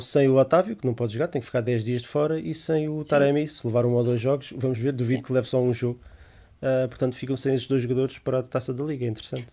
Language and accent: Portuguese; Lisbon, Portugal; eu sou Lisboeta, portanto. Não, não há mais Lisboeta do que eu